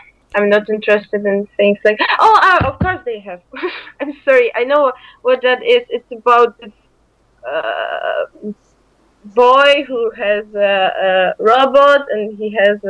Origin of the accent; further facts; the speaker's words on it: Poland; I'm not Spanish. I'm from Poland.